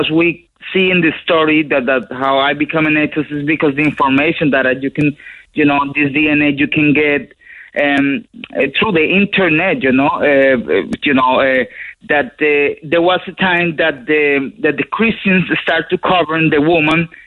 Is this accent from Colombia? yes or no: yes; Colombia; now in Ireland; I grew up in South America, in Colombia, you know, a really Catholic country.